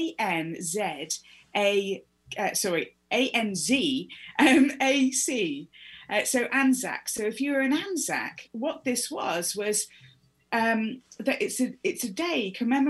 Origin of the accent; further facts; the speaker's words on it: United Kingdom; I was not taught about this at school. I'm British